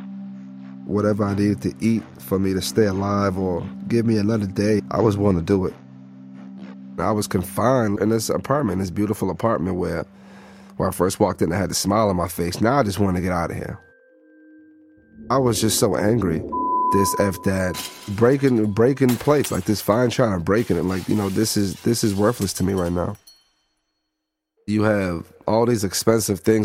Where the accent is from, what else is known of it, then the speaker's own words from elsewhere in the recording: United States; as an American